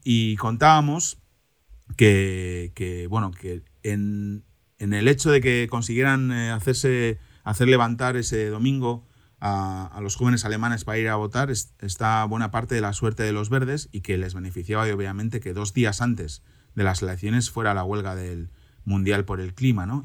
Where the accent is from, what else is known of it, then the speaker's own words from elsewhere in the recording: Cantabria, Spain; now in Germany; en mi tierra de origen, Cantabria